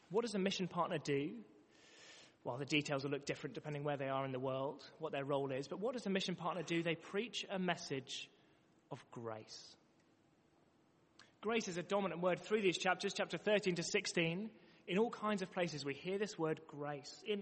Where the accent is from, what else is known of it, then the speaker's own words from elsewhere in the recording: London, United Kingdom; now in Manchester, United Kingdom; before living in Manchester, I came from London.